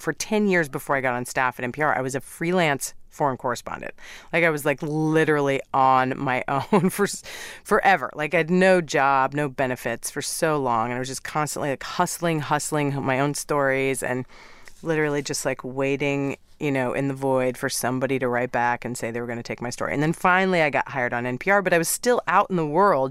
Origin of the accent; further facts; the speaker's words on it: Midwest, United States; moved away as an adult; also born or lived in New York / Middle East; now in Los Angeles, United States; I'm from the Midwest